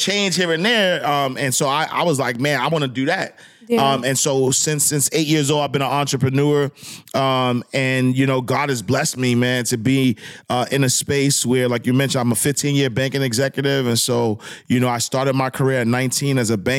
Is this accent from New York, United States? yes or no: yes; New York City, New York, United States; I'm a project kid, man. I'm from Harlem, New York